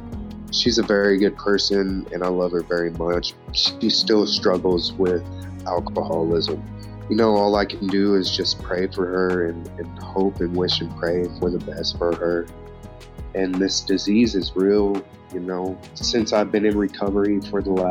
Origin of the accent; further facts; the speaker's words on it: Big Spring, Texas, United States; One of the girls that I grew up in Big Spring